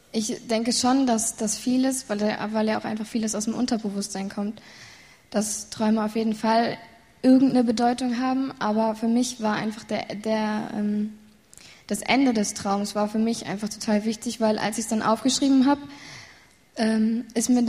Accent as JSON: {"language": "German", "town": "Siegen", "region": "North Rhine-Westphalia", "country": "Germany", "said": "Aus Siegen."}